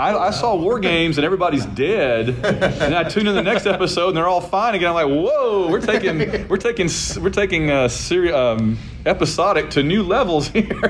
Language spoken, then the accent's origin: English; Birmingham, Alabama, United States; on Birmingham television growing up in Alabama